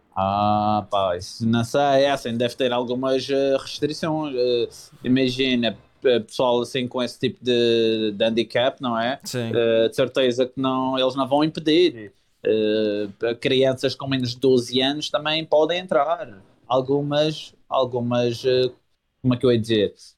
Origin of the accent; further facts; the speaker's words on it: Madeira, Portugal; also born or lived in Lisbon; vou, mas é para a minha terra